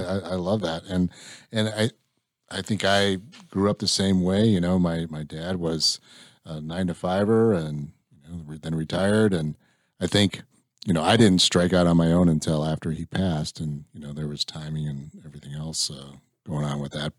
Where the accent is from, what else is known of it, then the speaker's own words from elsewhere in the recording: Illinois, United States; I grew up in Illinois